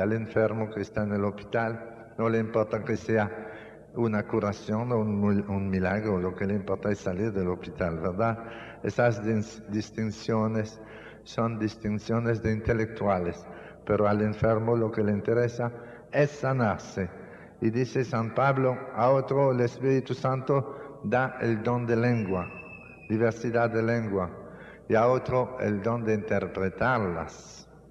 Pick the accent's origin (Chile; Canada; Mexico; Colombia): Canada; moved away; also born or lived in Dominican Republic; en mi país, en Canadá, así es como nosotros llamamos los puercos